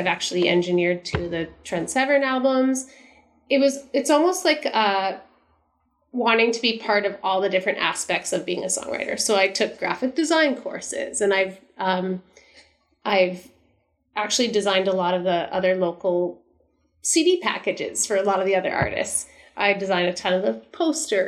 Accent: Stratford, Ontario, Canada; my hometown of Stratford

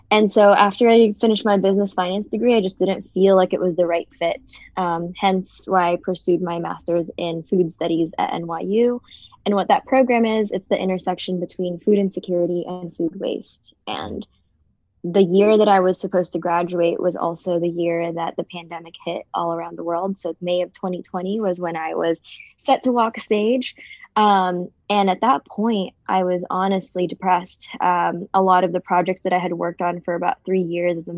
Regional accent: Jubail, Eastern Province, Saudi Arabia; born there; I was born in Saudi Arabia, so I'm Filipino American, um, but I was born in Saudi Arabia, Jubail.

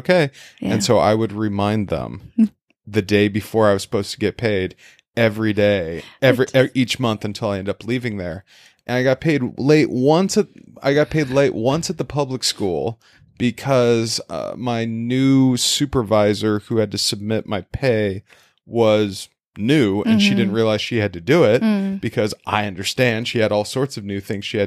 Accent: Idaho, United States; moved away as an adult; also born or lived in Iowa / South Korea; growing up in Idaho

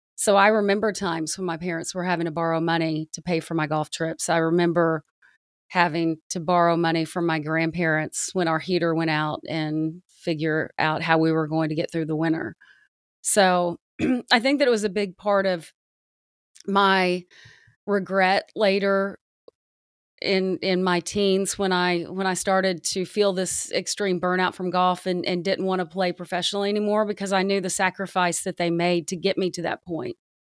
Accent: the South, United States; I grew up in the South

